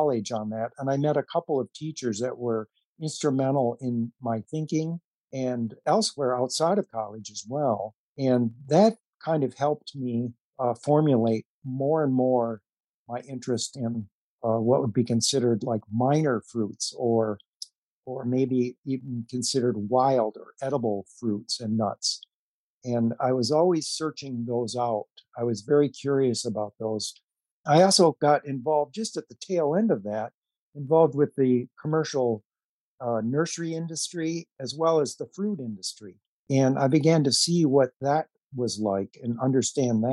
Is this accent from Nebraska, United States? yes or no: no; Saginaw, Michigan, United States; my hometown of Saginaw, Michigan